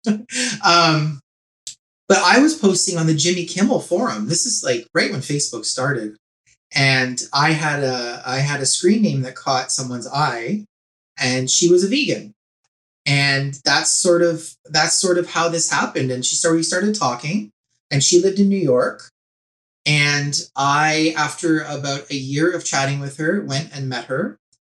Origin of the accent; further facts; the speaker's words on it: Whitby, Ontario, Canada; I grew up in Whitby, Ontario